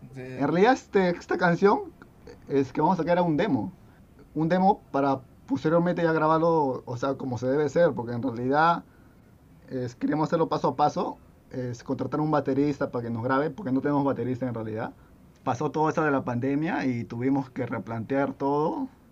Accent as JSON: {"language": "Spanish", "town": "Lurín", "region": "Lima", "country": "Peru", "said": "somos de Lima, pero somos del sur de Lima, ¿no? Estamos más alejados de la misma capital, ¿no? Somos de, de Lurín"}